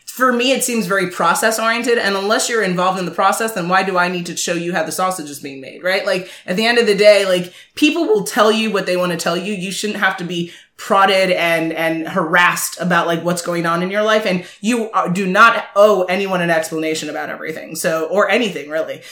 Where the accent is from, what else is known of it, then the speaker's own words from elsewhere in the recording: Jamaica; I'm very Jamaican